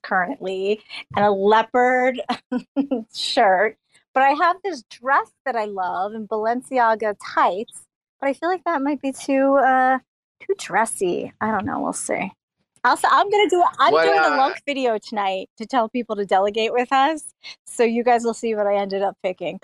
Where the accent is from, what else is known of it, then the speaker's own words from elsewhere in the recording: Philadelphia, Pennsylvania, United States; also born or lived in New York City; now in Los Angeles, United States; I'm originally from Philly